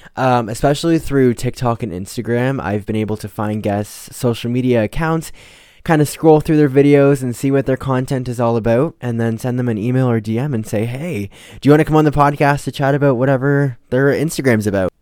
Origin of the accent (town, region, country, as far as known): Canada